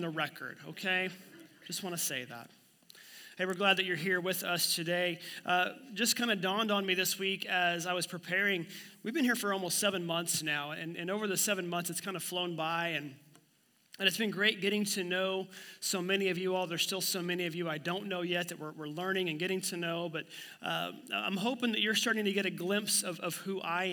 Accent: Miami, Oklahoma, United States; my hometown of Miami, Oklahoma

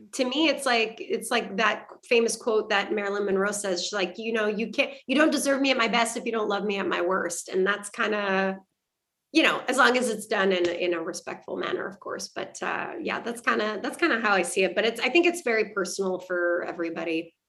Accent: Canada; I'm French Canadian

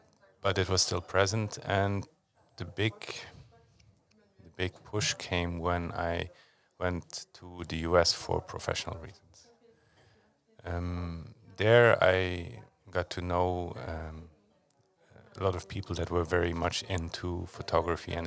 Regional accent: Luxembourg; also born or lived in United States; I was born in Luxembourg.

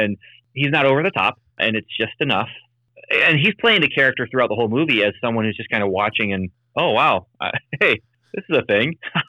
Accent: Canada; also born or lived in Indiana; I was born a Hoosier and then raised in Canada.

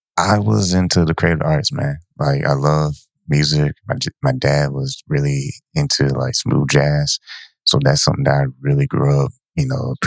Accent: Ypsilanti, Michigan, United States; also born or lived in San Antonio, Texas / Ann Arbor, Michigan; we moved when I was 8 years old from San Antonio to Ypsilanti

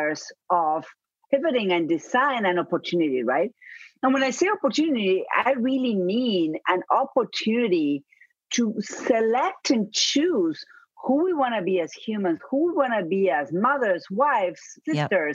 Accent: Buenos Aires, Argentina; accent: Argentina; moved away as an adult; now in United States; My accent, I'm going to say that up front, is from Argentina. I was born and raised in Buenos Aires, and I've been living here in the U.S.

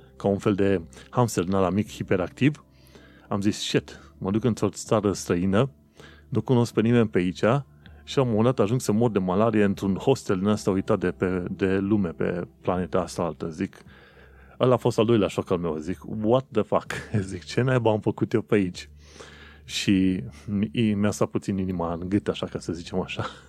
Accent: Romania; moved away as an adult; now in London, United Kingdom; eu chiar sunt plecat din România, chiar am plecat în străinătate

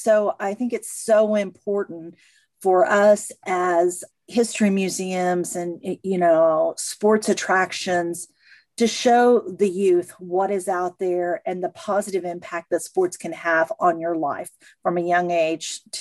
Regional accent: Missouri, United States; moved away; I'm originally from Missouri, so we were a divided family. My sister was a, a, Kansas City fan, and I was a St. Louis fan

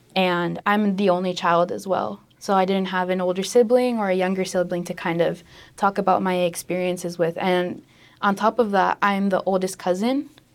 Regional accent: Tulsa, Oklahoma, United States; my hometown of Tulsa

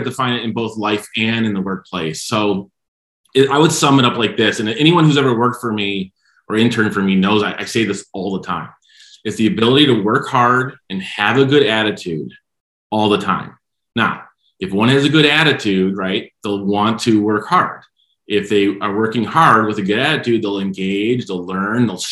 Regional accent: Michigan, United States; I'm from Michigan

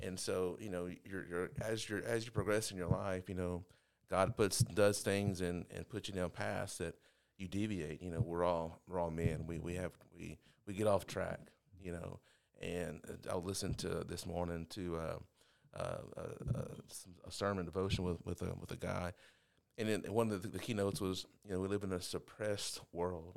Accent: Overton, Texas, United States; I grew up in a little small town called Overton.

